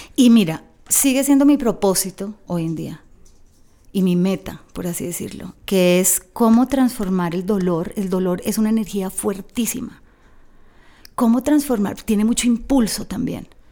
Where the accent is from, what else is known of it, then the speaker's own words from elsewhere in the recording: Bogotá, Colombia; moved away as an adult; yo me crié en Bogotá